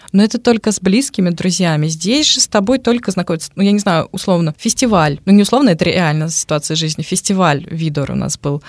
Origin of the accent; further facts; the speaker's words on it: Moscow, Russia; moved away as an adult; now in Nyíregyháza, Hungary; я из Москвы